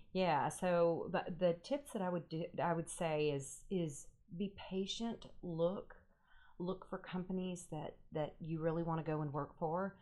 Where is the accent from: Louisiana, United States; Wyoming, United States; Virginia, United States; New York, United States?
Louisiana, United States; Natchitoches; moved away; I am from Natchitoches, Louisiana.